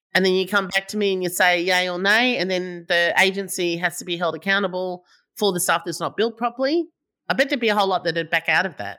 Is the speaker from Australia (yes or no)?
yes; Melbourne, Victoria, Australia; I'm from Melbourne